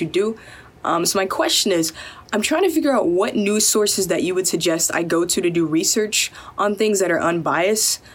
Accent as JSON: {"language": "English", "town": "Atlanta", "region": "Georgia", "country": "United States", "moved": "yes", "said": "I'm originally from Atlanta."}